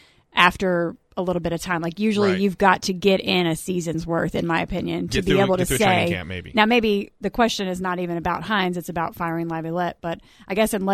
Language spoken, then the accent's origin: English; Mississippi, United States; I grew up in Mississippi